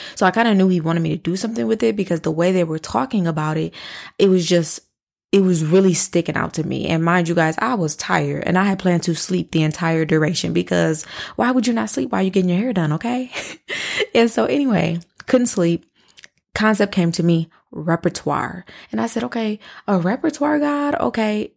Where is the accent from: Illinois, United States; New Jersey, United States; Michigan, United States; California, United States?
Michigan, United States; Flint; moved away; I am from Flint, Michigan. All of our families live in Flint, Michigan